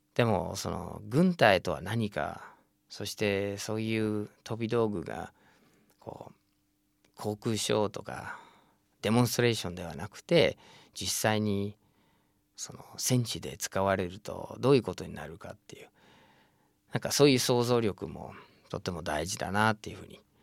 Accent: United States; now in Japan; 僕自身もアメリカに生

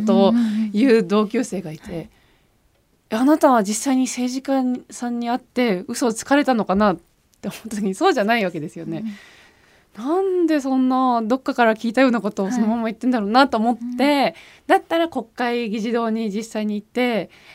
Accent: Switzerland; now in Japan; 自分の中でその日本のアイデンティティというのが、はい、スイスに住んでいながらも育ってきた

